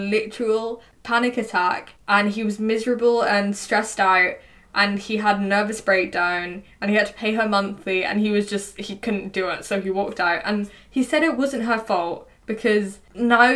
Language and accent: English; England, United Kingdom; accent: English; my English accent